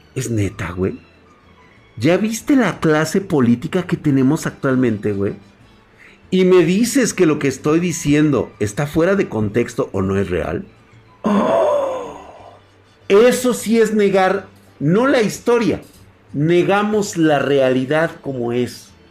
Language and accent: Spanish; Mexico; me identifico como mexicano. Soy mexicano